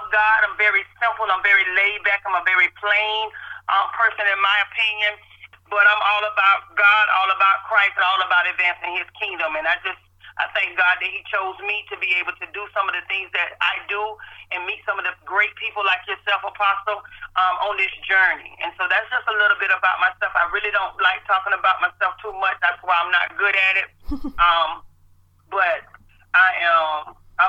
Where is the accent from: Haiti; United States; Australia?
United States; Tallahassee, Florida; I'm born and raised in Tallahassee.